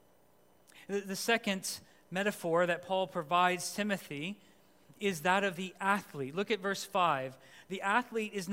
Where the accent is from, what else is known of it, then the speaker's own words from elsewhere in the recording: Philippines; moved away; I grew up in the Philippines